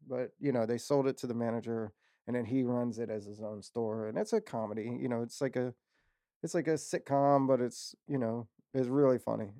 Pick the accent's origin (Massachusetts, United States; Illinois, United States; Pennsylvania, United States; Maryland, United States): Maryland, United States; Waldorf; I'm from Waldorf